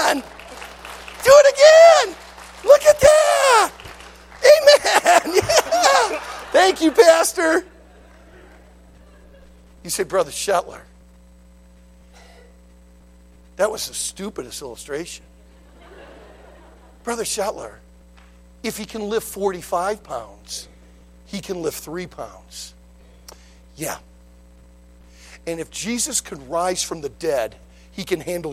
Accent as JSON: {"language": "English", "town": "Detroit", "region": "Michigan", "country": "United States", "tie": "born or raised there", "said": "I grew up in Detroit. I went right through the riots in the late 60s"}